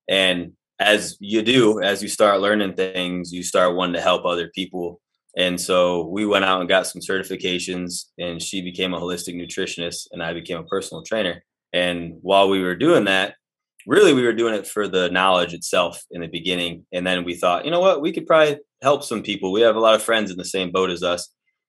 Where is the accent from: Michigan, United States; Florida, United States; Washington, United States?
Michigan, United States; No, like I said, from northern Michigan, okay. But kind of just bounced around all over the place.